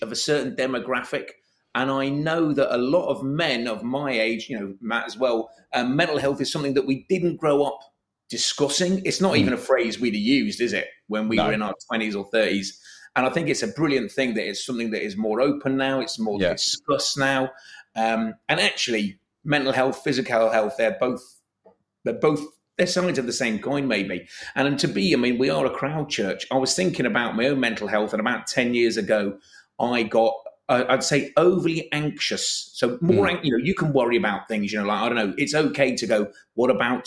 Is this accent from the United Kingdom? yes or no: yes; London, United Kingdom; moved away as an adult; now in Liverpool, United Kingdom; I'm from London originally, but I came as an economic refugee, and I've never left